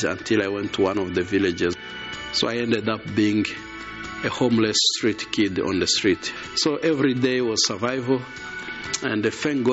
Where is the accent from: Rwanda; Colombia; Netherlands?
Rwanda; Gisenyi, Western Province; I am from Rwanda, on the western part of the country, in a place called Gisenyi, which shares the border of the Congo.